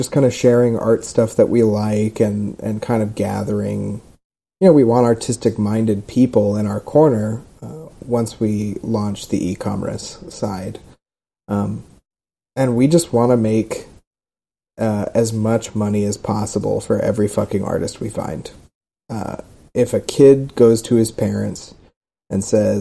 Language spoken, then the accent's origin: English; Southern California, United States; now in Austin, United States; I'm from Southern California. I grew up in Southern California